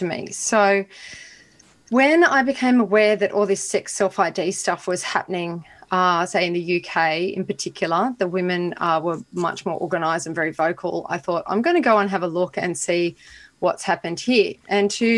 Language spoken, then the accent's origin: English; Australia; being Australian for a European person of European descent, I'm as Australian as you can be